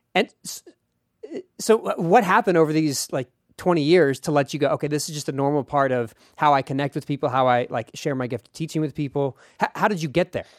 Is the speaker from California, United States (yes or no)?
no; Philadelphia, Pennsylvania, United States; as a kid, I was growing up in Philadelphia.